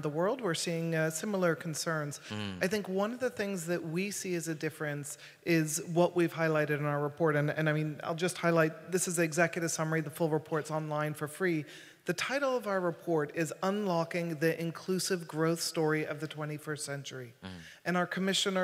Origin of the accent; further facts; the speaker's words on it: Scotland, United Kingdom; I'm from Scotland